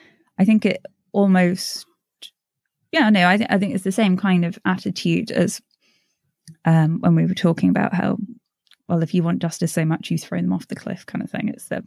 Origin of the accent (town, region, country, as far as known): United States